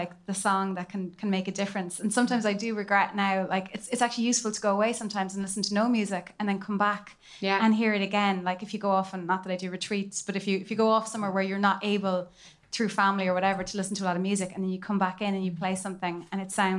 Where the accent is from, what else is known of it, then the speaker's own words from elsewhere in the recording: Skibbereen, Munster, Ireland; I grew up in Skibbereen, which is just a really little town in West Cork. So we didn't have that much access to music.